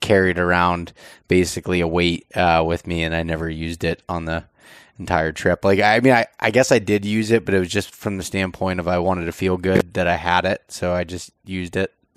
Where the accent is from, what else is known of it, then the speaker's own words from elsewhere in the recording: the East, Eastern United States, United States; growing up in the East